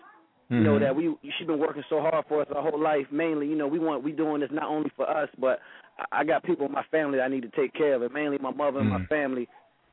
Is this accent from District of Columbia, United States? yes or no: no; VA, Virginia, United States; down in my hometown